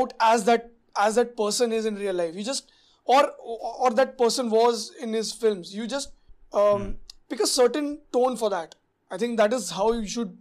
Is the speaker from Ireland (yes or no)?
no; India; as an Indian audience